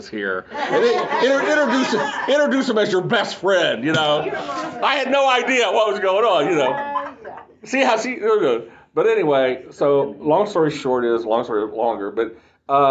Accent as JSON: {"language": "English", "region": "West Virginia", "country": "United States", "said": "I'm from West"}